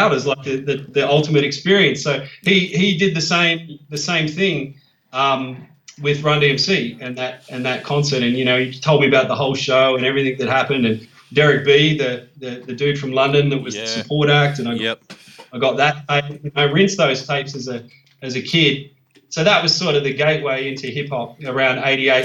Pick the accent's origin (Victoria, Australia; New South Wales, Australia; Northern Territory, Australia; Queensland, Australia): New South Wales, Australia; Parkes; now in Sydney, Australia; I grew up in Parkes in the central west of New South Wales, so it's a small country town